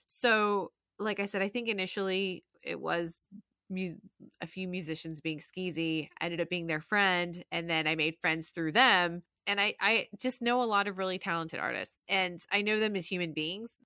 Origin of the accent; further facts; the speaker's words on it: Salt Lake City, Utah, United States; moved away as an adult; also born or lived in Jacksonville; I was born and raised in Salt Lake City, Utah